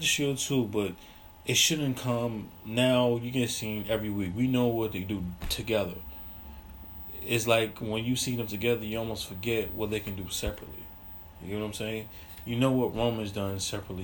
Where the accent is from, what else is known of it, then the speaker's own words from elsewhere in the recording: New York, United States; As a New Yorker